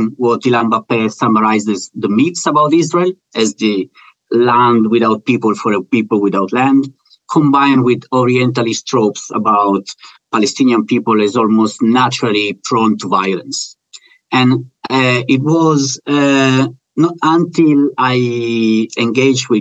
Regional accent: Italy; moved away; Growing up in Italy, that's where I'm coming from

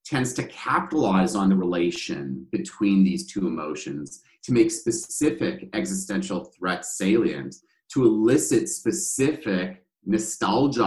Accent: Canada; Part of my sense of self is derived by the fact that I'm Canadian

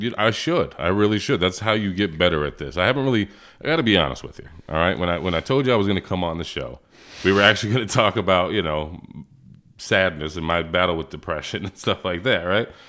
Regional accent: Portsmouth, Virginia, United States; moved away as an adult; also born or lived in Plattsburgh, New York; I was raised in Virginia

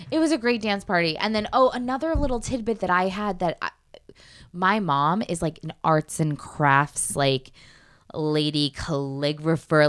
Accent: Connecticut, United States; moved away; I'm from Connecticut, right outside of New York

